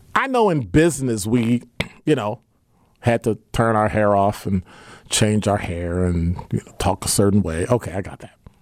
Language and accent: English; Milwaukee, Wisconsin, United States; growing up on the South Side